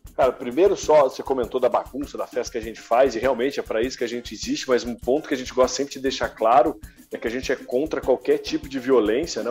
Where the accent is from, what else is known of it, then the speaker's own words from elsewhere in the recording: Guaratinguetá, São Paulo, Brazil; Eu sou de Guaratinguetá e, porra, torço pro Guará